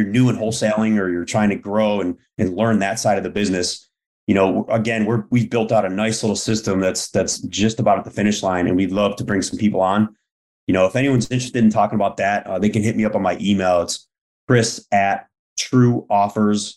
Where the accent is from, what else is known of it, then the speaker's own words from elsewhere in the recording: Buffalo, New York, United States; I grew up very blue collar, very frugal. You know, I'm from Buffalo, New York